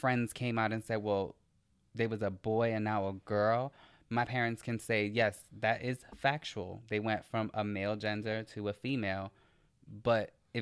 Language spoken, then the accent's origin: English; New York City, New York, United States; area where I grew up in the South Bronx